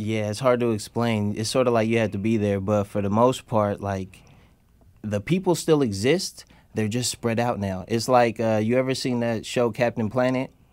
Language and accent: English; Oakland, California, United States; also born or lived in San Francisco / Alameda; I grew up in Oakland